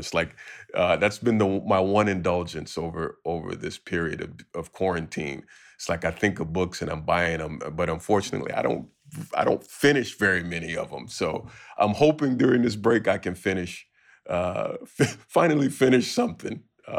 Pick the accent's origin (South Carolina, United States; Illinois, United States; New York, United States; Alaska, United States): Illinois, United States; Chicago; And of course, I'm from Chicago, so it's always some house music in there.